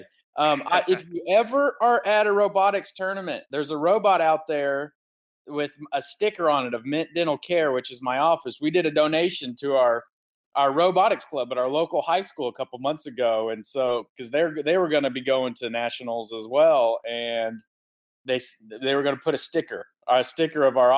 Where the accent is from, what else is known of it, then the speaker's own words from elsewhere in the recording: Siloam Springs, Arkansas, United States; also born or lived in Oklahoma / Centerton, Arkansas; I grew up in Northwest Arkansas, a town called Siloam Springs.